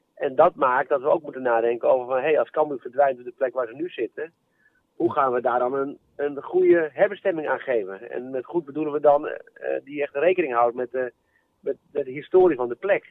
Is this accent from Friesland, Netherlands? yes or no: yes; Leeuwarden, Friesland, Netherlands; En 41 jaar woon ik in Leeuwarden met een paar kleine tussenpozen